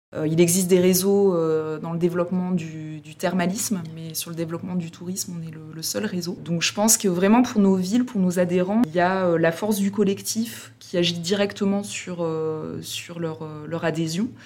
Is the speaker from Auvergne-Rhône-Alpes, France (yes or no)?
yes; Combrailles, Auvergne-Rhône-Alpes, France; je suis originaire des Combrailles